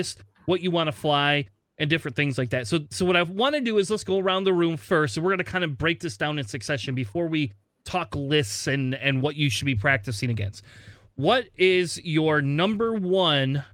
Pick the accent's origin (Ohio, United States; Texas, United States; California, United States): Ohio, United States; Springfield; I was born in Springfield, Ohio.